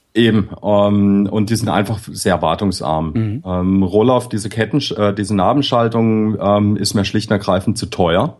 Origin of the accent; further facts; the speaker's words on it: Bad Krozingen, Baden-Württemberg, Germany; moved away as an adult; in dem Dorf, wo ich herkomme